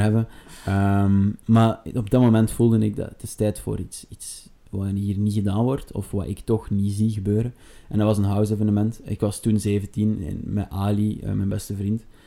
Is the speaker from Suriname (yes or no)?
no; Sint-Niklaas, Flanders, Belgium; moved away as an adult; now in Antwerp, Belgium; geboren te Sint-Niklaas en momenteel woonachtig in Antwerpen.